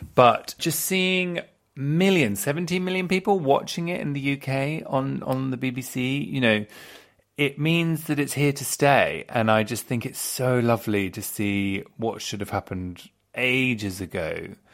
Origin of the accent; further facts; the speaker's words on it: England, United Kingdom; I'm quite classically English as well